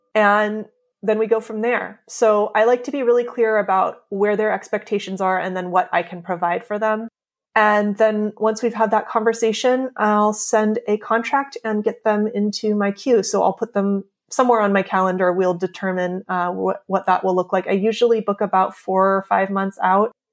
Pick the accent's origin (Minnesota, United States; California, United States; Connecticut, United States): California, United States; also born or lived in New York; now in Pacific Grove, United States; We we're both from California and we actually both, we grew up about 15 minutes away from each other